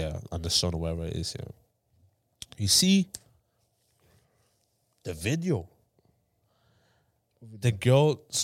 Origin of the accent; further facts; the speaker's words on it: Ireland; accent: Irish; my accent is going to be Irish